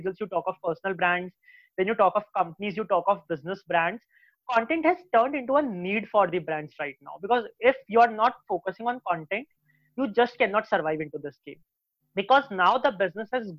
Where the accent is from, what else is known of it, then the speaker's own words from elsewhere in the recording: Jaipur, Rajasthan, India; I come from Jaipur, where people are still inclined towards either their family business or towards a job